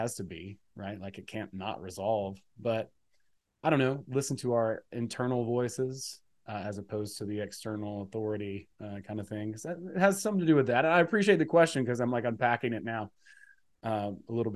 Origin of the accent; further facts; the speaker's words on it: Georgia, United States; I'm from Georgia. I grew up in a rural part of, relatively rural part of the country